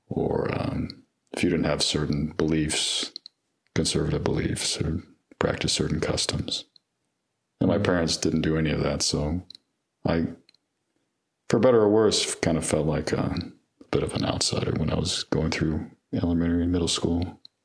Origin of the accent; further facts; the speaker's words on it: LaGrange, Georgia, United States; now in Atlanta, United States; I grew up in LaGrange